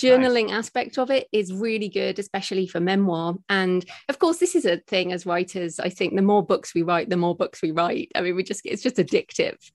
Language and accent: English; United Kingdom; accent: British; moved away as an adult; also born or lived in Australia; I'm British, as people might, can hear from my accent